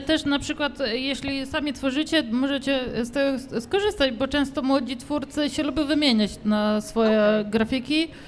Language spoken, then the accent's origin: Polish; Radymno, Subcarpathian Voivodeship, Poland; now in Łódź, Poland; u mnie e, w Radymnie, skąd pochodzę